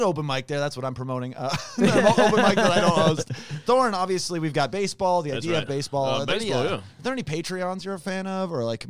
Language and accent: English; Bronx, New York, United States; but I'm really from the Bronx.